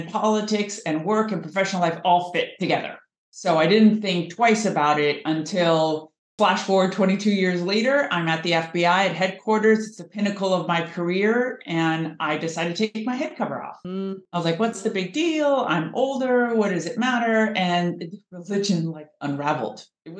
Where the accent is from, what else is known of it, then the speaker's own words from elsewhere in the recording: Southern California, United States; moved away as an adult; also born or lived in Washington, D.C.; I grew up in Southern California.